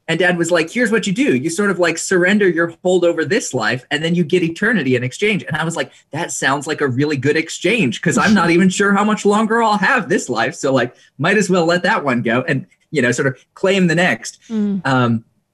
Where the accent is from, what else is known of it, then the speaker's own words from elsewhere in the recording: Indonesia; I was about 7 years old and I was growing up in Indonesia, which was going through some political upheaval at the time.